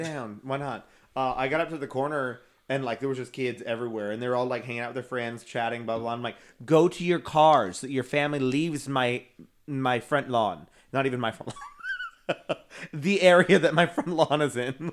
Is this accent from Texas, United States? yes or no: yes; Texas, United States; I'm from Sharks, Texas.